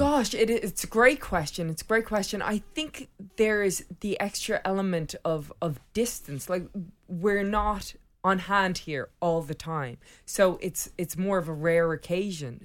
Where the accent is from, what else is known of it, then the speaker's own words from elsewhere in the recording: Ireland; I'm from Ireland and I started when I was fifteen years old.